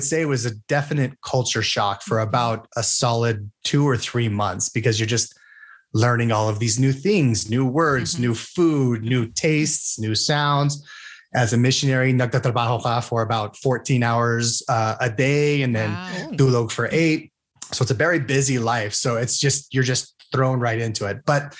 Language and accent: English; Utah, United States; accent: American; also born or lived in Texas / Philippines; So I was born in Texas, army family kami. So born on an army base. Tapos lumipat kami dito sa Utah when I was, I think, 5 or 6. And dito na lang ako until I went to San Diego for Marine training.